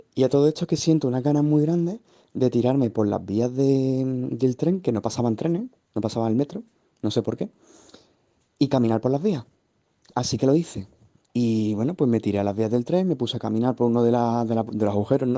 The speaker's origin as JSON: {"language": "Spanish", "town": "Seville", "region": "Andalusia", "country": "Spain", "said": "yo vivo en Sevilla, yo soy de Sevilla"}